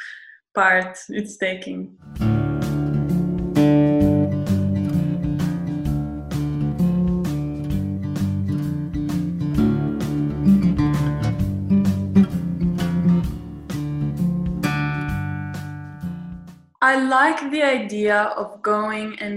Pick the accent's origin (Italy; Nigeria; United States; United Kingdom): Italy; also born or lived in Fitzroy, Australia; now in Australia; Was born in Australia and grew up in Italy.